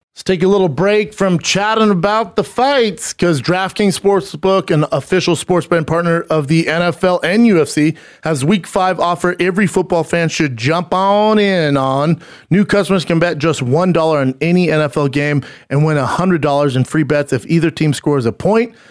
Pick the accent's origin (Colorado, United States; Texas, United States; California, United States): Colorado, United States; Denver; moved away; I was in my hometown this past weekend, performing at the Comedy Works downtown, one of the best clubs on the goddamn planet. It's fantastic, man. I am so proud to be from Denver.